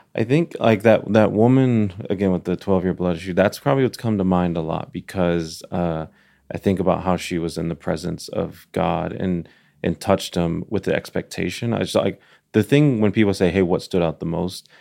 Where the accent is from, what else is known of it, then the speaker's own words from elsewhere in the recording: Dallas, Texas, United States; now in Nashville, United States; I'm from Dallas